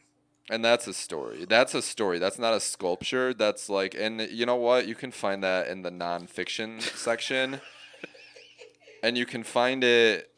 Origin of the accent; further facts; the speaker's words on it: California, United States; I don't know if I mentioned I'm from the Bay Area.